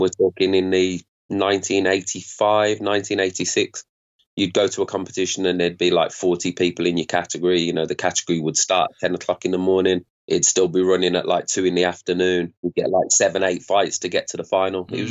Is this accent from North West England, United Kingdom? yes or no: no; Birmingham, West Midlands, United Kingdom; Grew up in Birmingham, an area in Birmingham